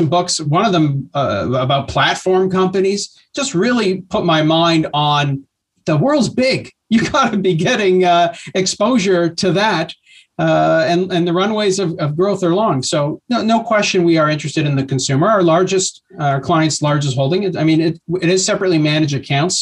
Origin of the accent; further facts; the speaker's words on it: Canada; as a Canadian